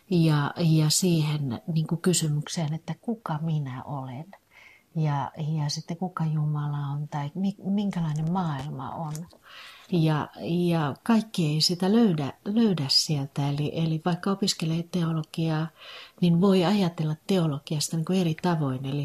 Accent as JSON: {"language": "Finnish", "town": "Rääkkylä", "region": "North Karelia", "country": "Finland", "tie": "born there", "also_born_or_lived": "Sysmä", "lives_now": "Helsinki, Finland", "said": "Tosiaan mä oon syntynyt Rääkkylässä – ja, ja tota, mun isä on ruskealasta, eli rajan, rajan tuolta puolen."}